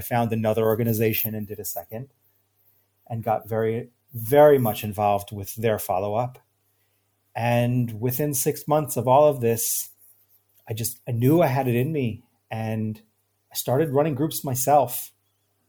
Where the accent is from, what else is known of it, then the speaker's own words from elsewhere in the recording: New York, United States; now in Israel; I grew up in New York. I live now in Israel